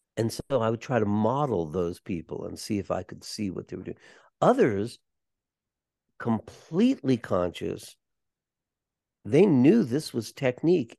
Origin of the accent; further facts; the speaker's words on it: Los Angeles, California, United States; we're growing up in Los Angeles